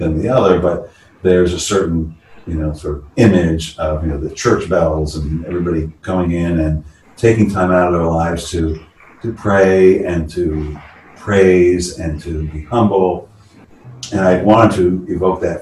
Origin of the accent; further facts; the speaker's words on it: San Francisco, California, United States; born and raised in San Francisco